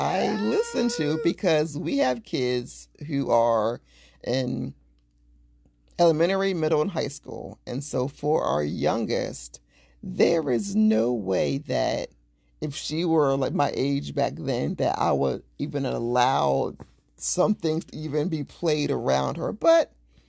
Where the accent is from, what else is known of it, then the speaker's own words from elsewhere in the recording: Delaware, United States; I'm from Delaware. I don't want to listen to your podcast anymore.